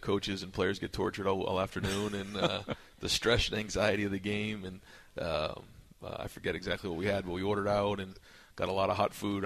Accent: Boston, Massachusetts, United States; now in Columbus, United States; I'm from Boston

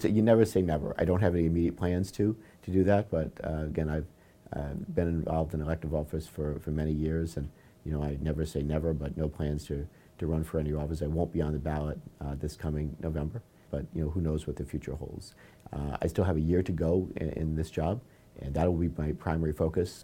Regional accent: Warwick, Rhode Island, United States; here in, in my hometown of Warwick

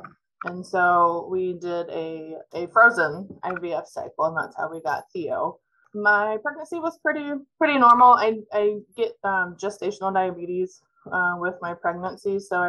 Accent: Mediapolis, Iowa, United States; So I'm actually originally from Mediapolis, which is down by Burlington.

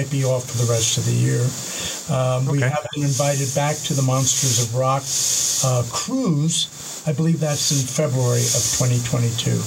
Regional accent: Montclair, New Jersey, United States; I grew up in Montclair, which was 12 miles from Manhattan, Midtown.

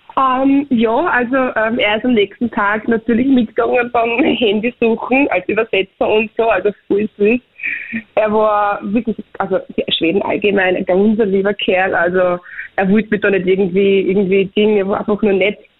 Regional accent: Austria; bei uns in Österreich

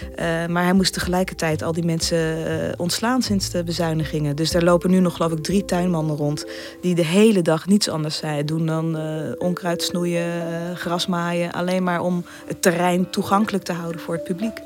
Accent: Netherlands; wij als Nederlanders

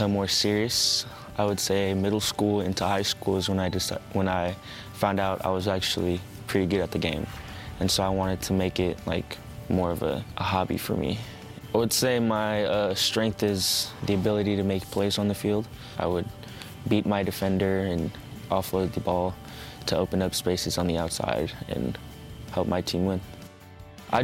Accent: Sacramento, California, United States; I was born in Sacramento, California, United States

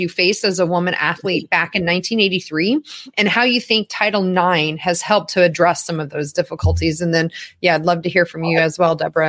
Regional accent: Southern Indiana, United States; as a gal growing up in Southern Indiana in the early 90s

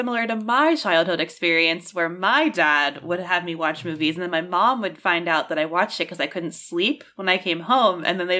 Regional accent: Maryland, United States; born or raised there

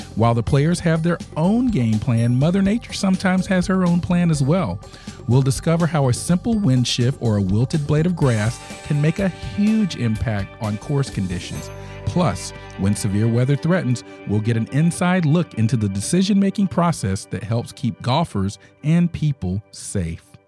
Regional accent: Georgia, United States; I grew up in the South as well here in Georgia

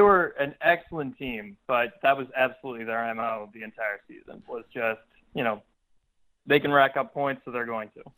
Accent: New Jersey, United States; now in New York City, United States; I live in New York City now, and I grew up in New Jersey

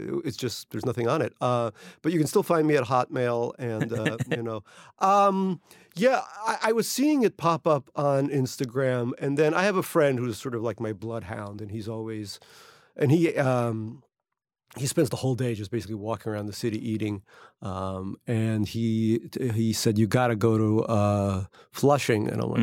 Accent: Russia; born there; I was born in Russia in the Soviet Union

